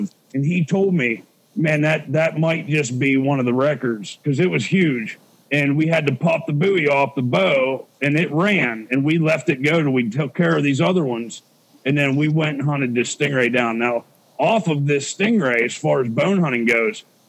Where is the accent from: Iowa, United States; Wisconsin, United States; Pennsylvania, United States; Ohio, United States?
Pennsylvania, United States; I was raised in Pennsylvania as a meat hunter